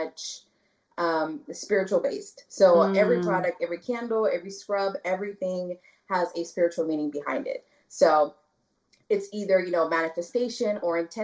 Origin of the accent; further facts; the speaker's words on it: Brownsville, Texas, United States; also born or lived in Dallas, Texas; I grew up in the Valley. I'm from Brownsville, Texas. I was born in Dallas